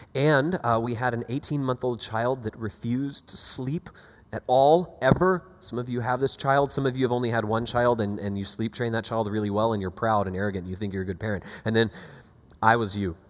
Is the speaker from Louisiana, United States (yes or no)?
no; Panama City Beach, Florida, United States; now in Boston, United States; originally born and raised in Panama City Beach, Florida